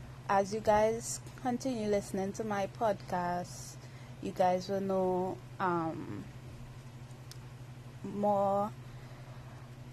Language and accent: English; Trinidad & Tobago; I'm from Trinidad and Tobago. That's an island in the Caribbean